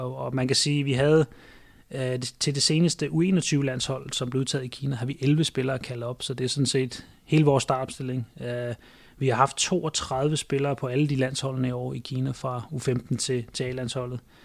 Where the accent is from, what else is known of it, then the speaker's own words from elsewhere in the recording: Denmark; moved away as an adult; now in China; jeg er fra Danmark